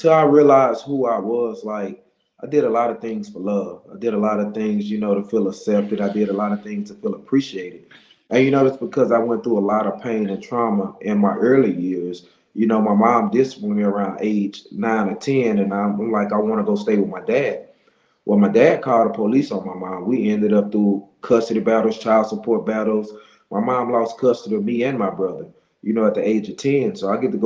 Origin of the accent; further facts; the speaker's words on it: Monroe, Louisiana, United States; I'm from Monroe, Louisiana